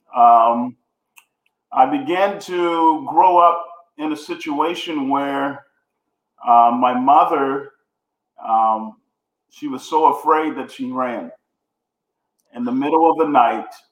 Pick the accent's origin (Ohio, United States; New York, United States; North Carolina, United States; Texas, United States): Texas, United States; Houston; I grew up in Houston, Texas, two bedroom apartment with seven siblings